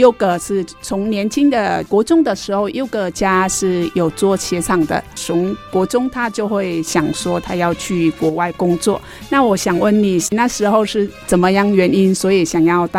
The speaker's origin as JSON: {"language": "Chinese", "country": "Vietnam", "moved": "yes", "lives_now": "Taiwan", "said": "我们就是越南人都很重视辈分，"}